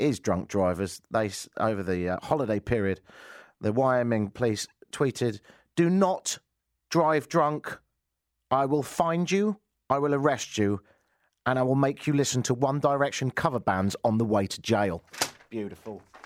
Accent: United Kingdom; I'm British

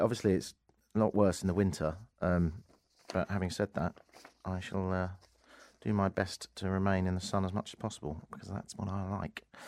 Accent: United Kingdom; moved away as an adult; now in Canada; being a Brit

